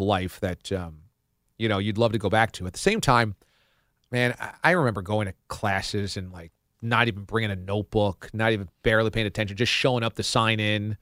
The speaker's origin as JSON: {"language": "English", "town": "Warwick", "country": "United States", "tie": "born or raised there", "moved": "yes"}